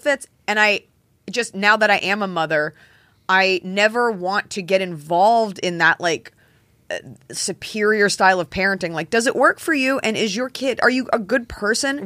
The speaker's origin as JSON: {"language": "English", "region": "Texas", "country": "United States", "tie": "born or raised there", "moved": "yes", "said": "in Texas, we had, like, the Texas State song that we all sang"}